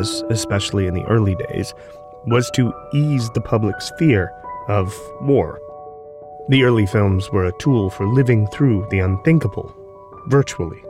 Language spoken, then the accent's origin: English; American Midwest, United States; When I was growing up in the American Midwest in the 1980s